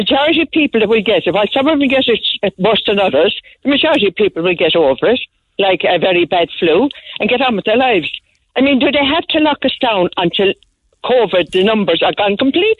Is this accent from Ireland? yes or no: yes; Youghal, Munster, Ireland; I'm from Yall.